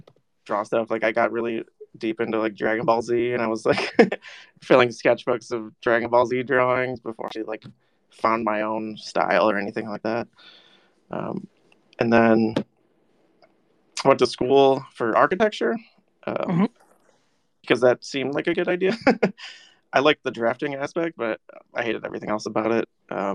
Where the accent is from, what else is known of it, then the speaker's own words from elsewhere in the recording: Syracuse, New York, United States; Syracuse, New York.